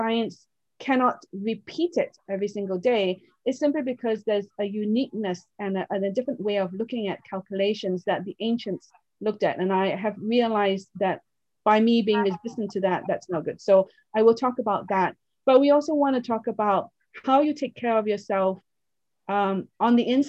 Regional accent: Oxford, South East England, United Kingdom; I was raised in Oxford, England. I had no one around me from any different culture rather than pure English people.

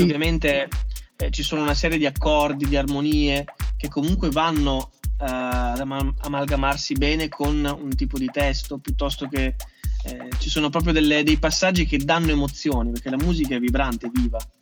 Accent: Ferrara, Emilia-Romagna, Italy; also born or lived in Ischia; anche se sono cresciuto a Ferrara

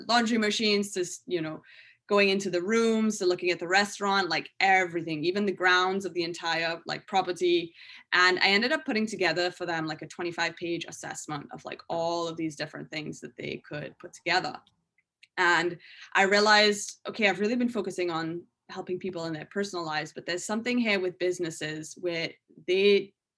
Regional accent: Trinidad & Tobago; moved away as an adult; now in United States; I'm from Trinidad and Tobago. So when I left Trinidad, you know, I moved to the States when I was 18

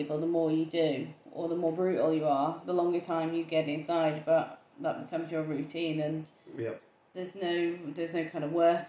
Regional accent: United Kingdom; we are British

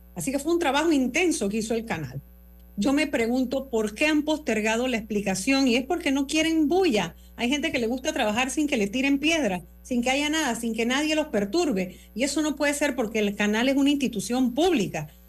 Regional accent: Panama; somos los panameños

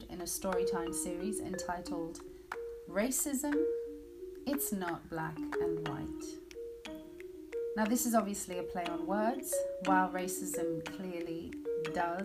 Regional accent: Zimbabwe; I was born in Zimbabwe, which was then called Rhodesia, in 1974. In 1980, my country gained independence

